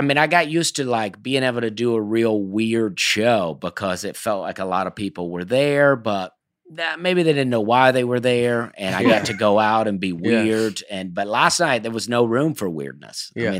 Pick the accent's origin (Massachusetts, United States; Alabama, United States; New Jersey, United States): Alabama, United States; now in Tennessee, United States; I grew up in Alabama.